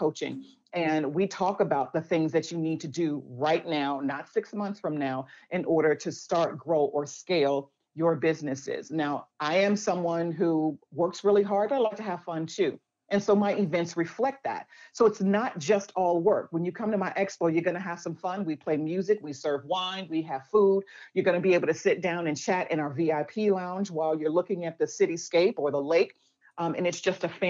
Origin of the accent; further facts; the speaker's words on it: Chicago, Illinois, United States; I was born and raised in Chicago